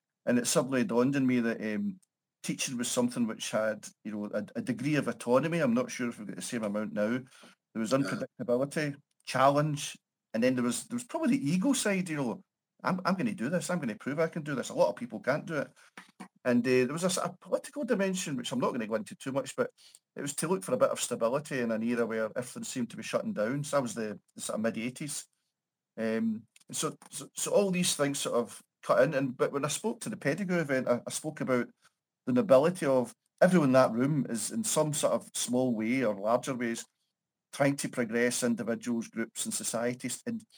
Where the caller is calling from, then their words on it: Paisley, Scotland, United Kingdom; I'm in Paisley, a small town just outside Glasgow, so sort of greater Glasgow region.